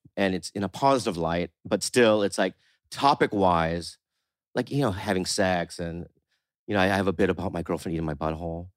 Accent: San Diego, California, United States; also born or lived in Poway / La Jolla; I grew up in San Diego

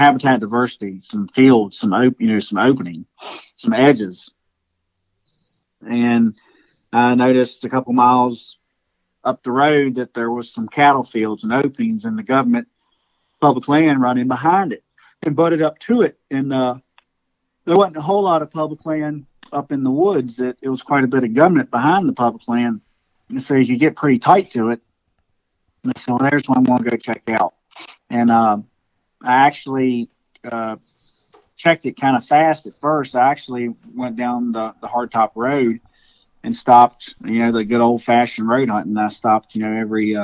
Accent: Virginia, United States; I was from Virginia

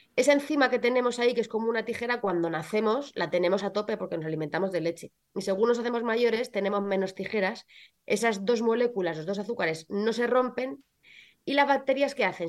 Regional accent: Belmonte, Castilla-La Mancha, Spain; moved away as an adult; also born or lived in Madrid; mi pueblo, en Belmonte

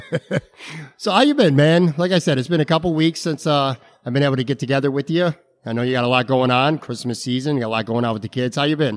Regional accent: Buffalo, New York, United States; moved away as an adult; now in Bradenton, United States; back home, my hometown of Buffalo, New York

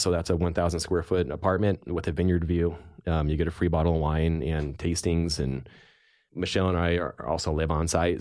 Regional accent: Healdsburg, California, United States; also born or lived in Santa Rosa, California; growing up in California in Sonoma County, um, I was born in Santa Rosa and spent most of my life in Healdsburg

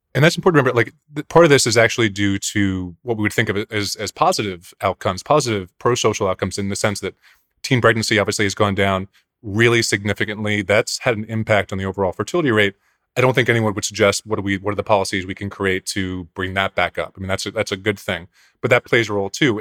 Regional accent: Pennsylvania suburbs, United States; growing up in the Pennsylvania suburbs

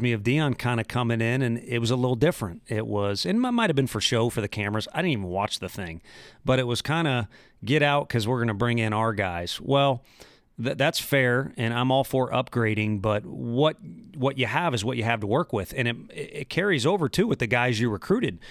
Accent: St. Louis, Missouri, United States; I'm from Saint Louis. You have to respect the Cardinals, especially when you grow up

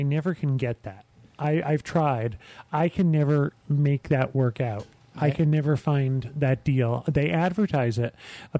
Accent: New York, United States; I'm from New York.

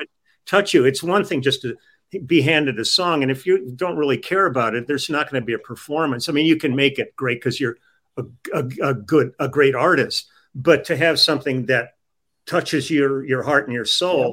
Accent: Los Angeles, California, United States; I grew up on the Sunset Strip

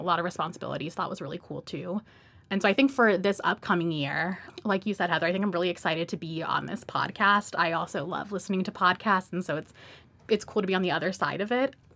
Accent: Atlanta, Georgia, United States; moved away; also born or lived in Miami; I was born in Miami, grew up in Atlanta

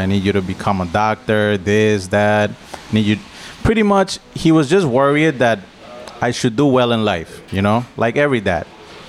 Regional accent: Colombia; English is a second language; now in United States; Well, the thing is, like, growing up in Colombia is different than growing up in the States.

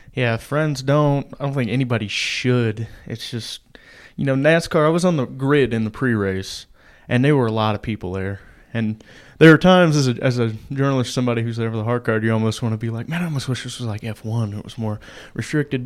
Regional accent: Indiana, United States; I grew up in Indiana

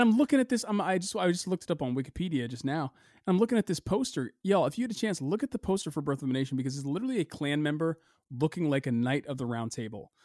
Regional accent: United States; we as a people, as a culture, as an American culture

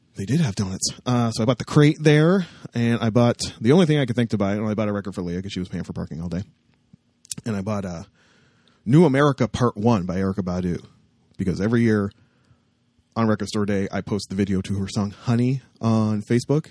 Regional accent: Windsor, Ontario, Canada; I was from Windsor and had friends down there

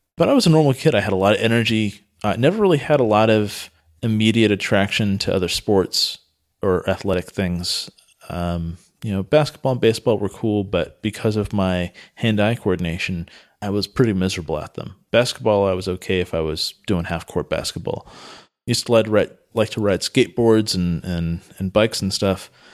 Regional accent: Santa Cruz, California, United States; I grew up in Santa Cruz, which is in Northern California

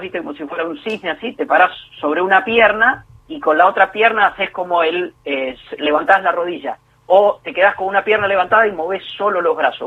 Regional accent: Puan, Buenos Aires Province, Argentina; now in Greater Buenos Aires, Argentina; yo soy bonaerense de nacimiento y bonaerense de residencia. Ahora bien, vivo en dos lugares demasiado diferentes, nací y vivo en dos lugares demasiado diferentes de la provincia de Buenos Aires

